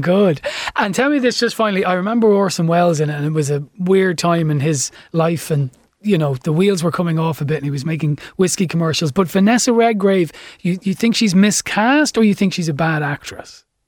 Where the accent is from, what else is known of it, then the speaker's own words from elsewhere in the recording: Ireland; as Irish people